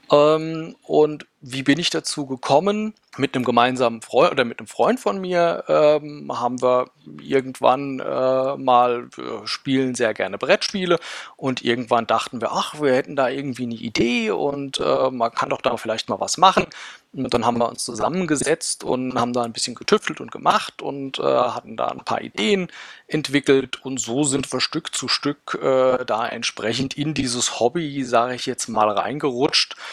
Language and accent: German; Rhineland-Palatinate, Germany; ich komme aus dem schönen Rheinhessen, äh, wohne ein bisschen südlich von Mainz, für den Leuten, denen es nichts sagt, äh, im schönen Schwabsburg, kleiner Ort äh, hier am Rhein.